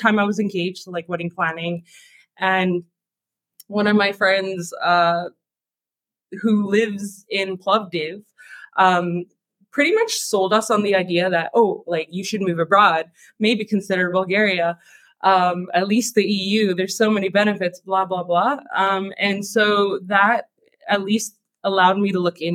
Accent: Canada; moved away as an adult; I moved from Canada. That's where I'm from.

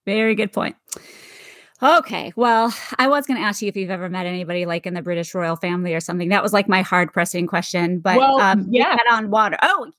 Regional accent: Great Lakes, United States; moved away as an adult; also born or lived in Colorado; I grew up next to one of the Great Lakes. So not an ocean, but a Great Lake. And yes, I found out like, because I moved to Colorado for a while right out of college, and it's so landlocked.

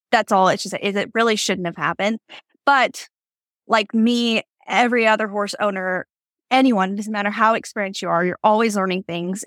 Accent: Yakima, Washington, United States; moved away as an adult; I grew up in Yakima, Washington

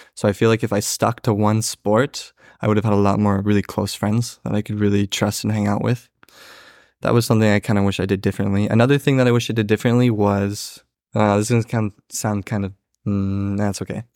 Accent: Springfield, Oregon, United States; I grew up in Springfield Third Ward. I went to Thurston High School

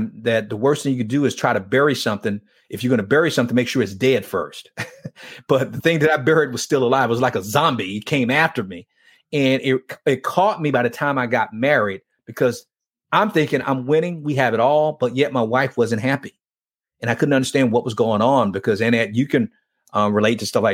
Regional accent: Miami, Florida, United States; growing up in Miami

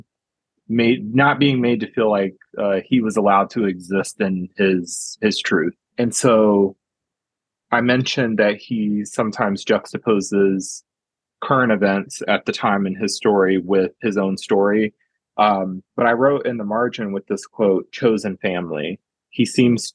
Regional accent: United States; I'm definitely American

